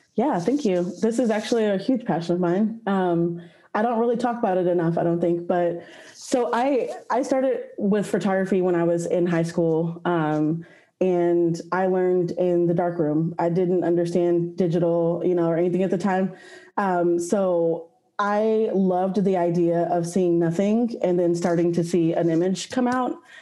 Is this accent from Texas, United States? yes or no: yes; Austin, Texas, United States; I was born and raised in Austin, Texas, where I currently live